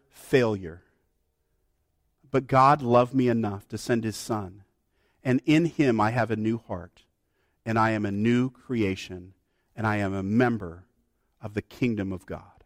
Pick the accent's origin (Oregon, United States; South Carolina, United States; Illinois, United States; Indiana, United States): Oregon, United States